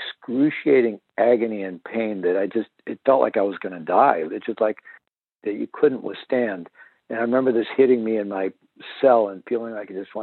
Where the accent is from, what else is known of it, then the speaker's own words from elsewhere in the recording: Missouri, United States; I'm originally from Missouri, the show me state